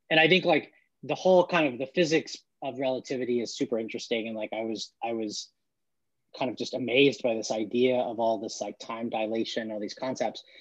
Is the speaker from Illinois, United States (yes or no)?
no; Dallas, Texas, United States; born there; also born or lived in Norman, Oklahoma / Santa Fe, New Mexico / Palo Alto, California / Portland, Oregon; I was born in Dallas, Texas, lived in Norman, Oklahoma, Santa Fe, New Mexico, Palo Alto, California, and then Portland, Oregon uh, as a kid.